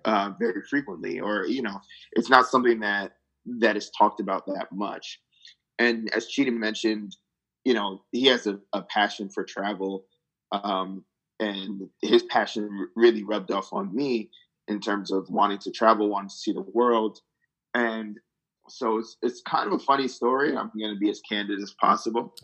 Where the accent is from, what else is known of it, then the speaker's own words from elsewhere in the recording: New Jersey, United States; I grew up in New Jersey